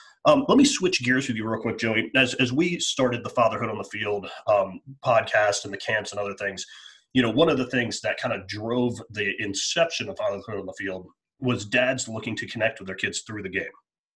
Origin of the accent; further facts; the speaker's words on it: Northeast, United States; I'm from the Northeast or Mid-Atlantic, you know, we all played three sports.